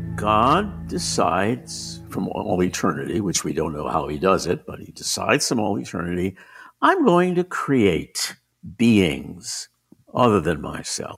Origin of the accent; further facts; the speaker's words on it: San Francisco, California, United States; moved away as an adult; also born or lived in Rome; born and raised in San Francisco